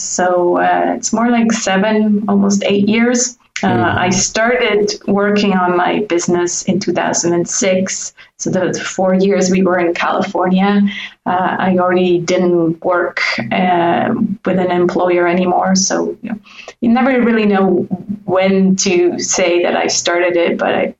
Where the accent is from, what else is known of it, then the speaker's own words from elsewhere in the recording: German-speaking Switzerland, Switzerland; English is a second language; now in French-speaking Switzerland; So yes, I now live in the French part, even though I grew up in the German part. And I do speak fluent French